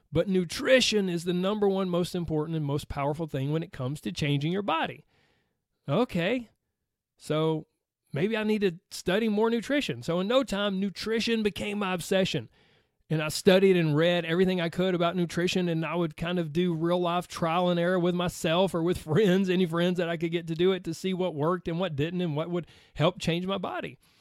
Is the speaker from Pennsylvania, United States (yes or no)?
no; Georgia, United States; accent: Southern; I was raised on a little dirt road in the deep fried South